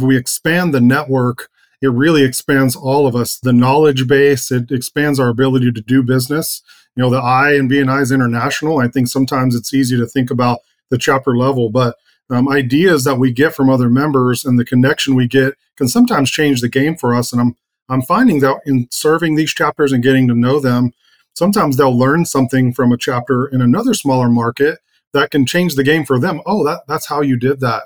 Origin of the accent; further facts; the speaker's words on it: Oklahoma, United States; I come from a pretty small town